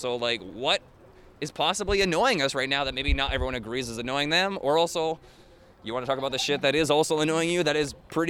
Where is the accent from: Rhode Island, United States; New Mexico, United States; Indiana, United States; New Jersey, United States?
Rhode Island, United States; moved away as an adult; I'm from Rhode Island